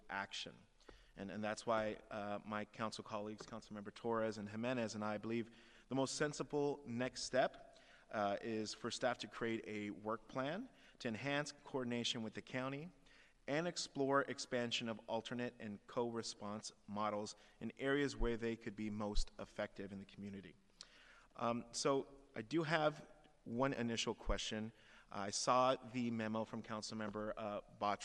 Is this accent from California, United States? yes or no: yes; San Jose, California, United States; growing up in East San Jose